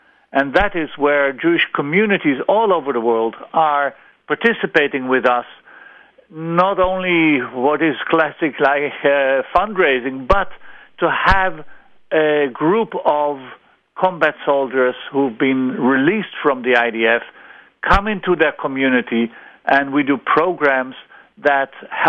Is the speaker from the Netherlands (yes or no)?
yes; Netherlands; English is a second language; moved away as an adult; now in Israel; after I came on Aliyah from the Netherlands.